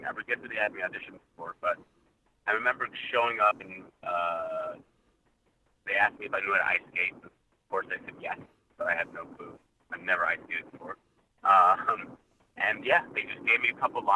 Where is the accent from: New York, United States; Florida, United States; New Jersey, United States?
New York, United States; New York City; Born and raised in New York City